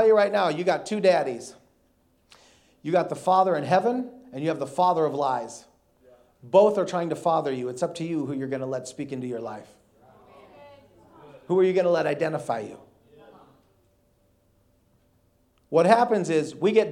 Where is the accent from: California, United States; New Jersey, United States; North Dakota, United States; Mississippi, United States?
North Dakota, United States; now in Houston, United States; I grew up in North Dakota. I'm a Yankee. I live in Houston. I've been living in Houston now for the last 14 years